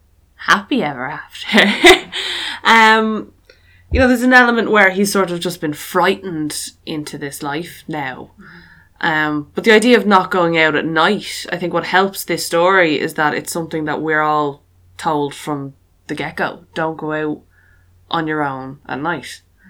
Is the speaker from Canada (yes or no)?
no; Loughshinny, Leinster, Ireland; The town I grew up in Loughshinny